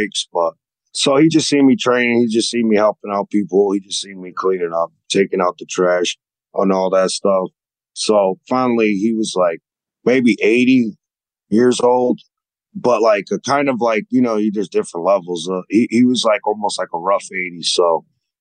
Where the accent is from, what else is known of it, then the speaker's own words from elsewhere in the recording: Connecticut, United States; moved away as an adult; now in Atlanta, United States; I'm originally from Connecticut, and I moved to Atlanta when I was about 19